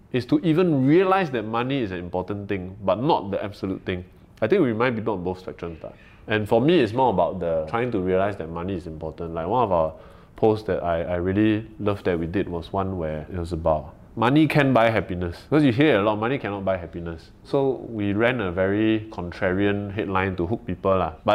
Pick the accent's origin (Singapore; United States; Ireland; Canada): Singapore; we are very Singaporean in the way that we talk about the issues